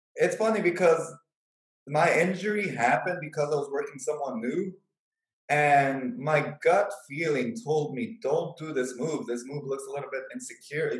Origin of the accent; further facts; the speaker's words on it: Chicago, Illinois, United States; moved away as an adult; I'm originally from Chicago